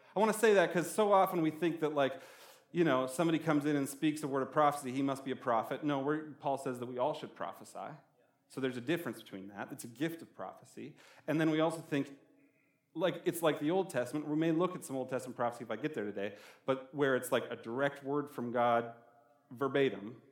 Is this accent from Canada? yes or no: yes; Canada; now in Albuquerque, United States; I'm from Canada, we have a lot of rivers